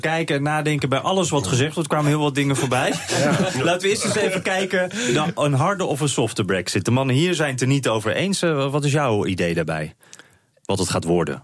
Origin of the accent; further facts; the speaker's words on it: Netherlands; wij als Nederlanders